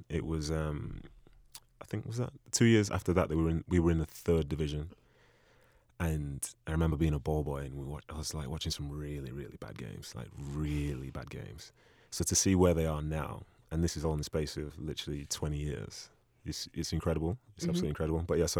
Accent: Manchester, North West England, United Kingdom; I was raised in Manchester, and I love being a part of that community. So as I say, I came over when I was five.

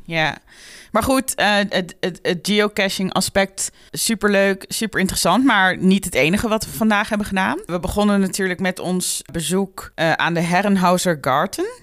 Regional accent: Netherlands; als Nederlander

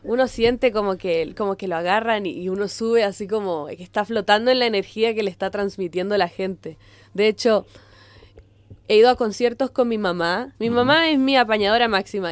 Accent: Concón, Valparaíso, Chile; moved away as an adult; also born or lived in Viña del Mar / Boston, United States; Yo nací y crecí en Viña, toda la vida de Concón

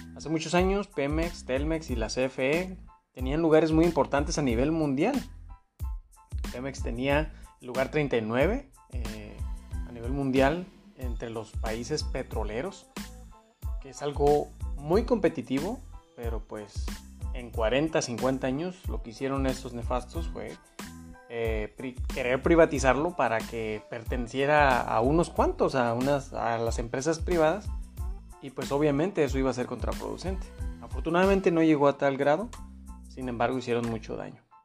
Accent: Mexico; como mexicanos

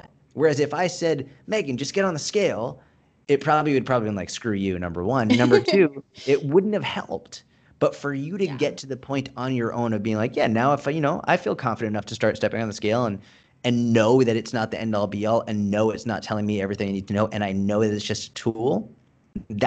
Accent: Boston, Massachusetts, United States; moved away; I grew up in Boston

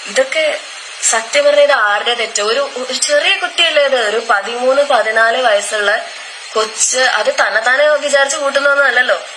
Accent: Ernakulam, Kerala, India; I twenty three years old ഞാൻ ഇവിടെ എറണാകുളത്ത് നിന്നാണ്

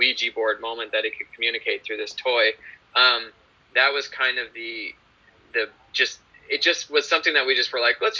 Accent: Calgary, Alberta, Canada; We shot in my hometown, Calgary, so that's where I grew up

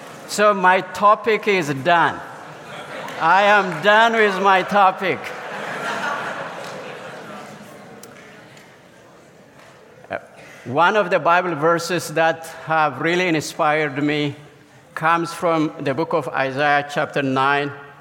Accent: southern central Ethiopia, Ethiopia; now in Orlando, United States; I come from Ethiopia, currently live in Orlando, Florida. So let me take you on a journey to my village that I was born in, a southern central Ethiopia

